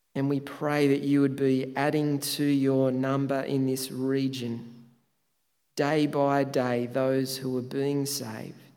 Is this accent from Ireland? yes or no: no; Tathra, New South Wales, Australia; moved away; my hometown Tathra, which is arguably the most beautiful part of Australia.